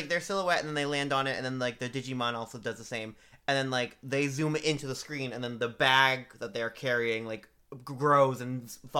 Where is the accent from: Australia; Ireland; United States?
United States; Boston, Massachusetts